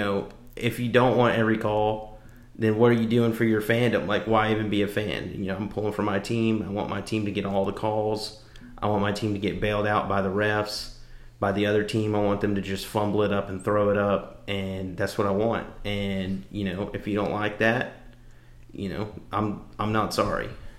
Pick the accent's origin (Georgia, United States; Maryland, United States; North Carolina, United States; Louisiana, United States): Louisiana, United States; You know that oh, don't worry, I'm just Cajun. You know that don't work. anywhere outside of, you know, Louisiana.